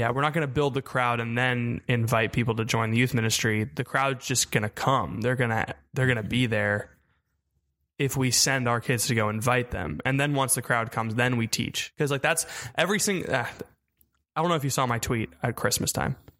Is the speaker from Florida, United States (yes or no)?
yes; Melbourne, Florida, United States; moved away as an adult; also born or lived in Houston; I'm from Melbourne, Florida.